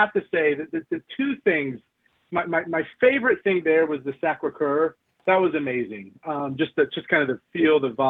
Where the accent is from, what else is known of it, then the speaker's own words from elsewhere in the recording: Orlando, Florida, United States; I'm born and raised in Orlando area